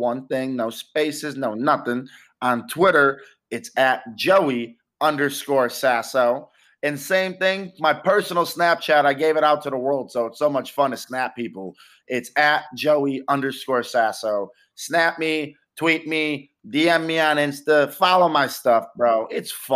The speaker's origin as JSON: {"language": "English", "town": "Rochester", "region": "New York", "country": "United States", "tie": "born or raised there", "moved": "as an adult", "lives_now": "Los Angeles, United States", "said": "went back to my hometown in Rochester"}